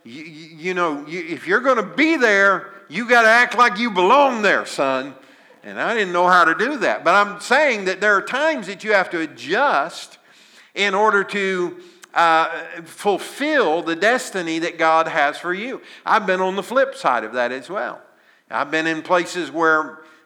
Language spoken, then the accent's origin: English; Southern Illinois, United States; I was raised in Southern Illinois in a little farming community